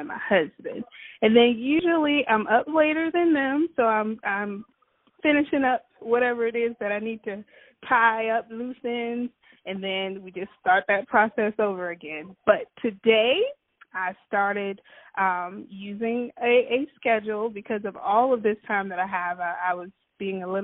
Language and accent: English; Georgetown, South Carolina, United States; now in Rock Hill, United States; I'm from Georgetown, South Carolina, but we currently reside in Rock Hill, South Carolina